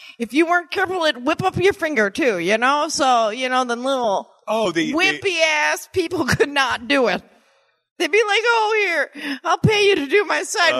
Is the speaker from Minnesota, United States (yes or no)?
yes; Minnesota, United States; I'm from Minnesota.